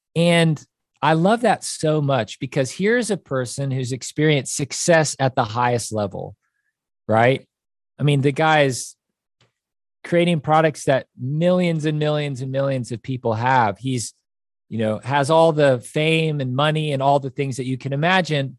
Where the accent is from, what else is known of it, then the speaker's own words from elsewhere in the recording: Kansas City, United States; moved away as an adult; also born or lived in Chicago; now in Nashville, United States; I grew up in Kansas City, and that's where I went to high school